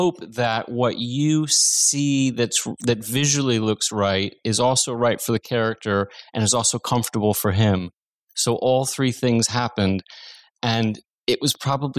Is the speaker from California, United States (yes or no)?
yes; Los Angeles, California, United States; growing up in the San Fernando Valley